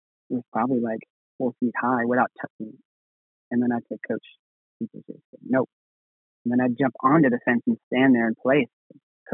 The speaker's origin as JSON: {"language": "English", "region": "New York", "country": "United States", "tie": "born or raised there", "said": "I grew up in New York"}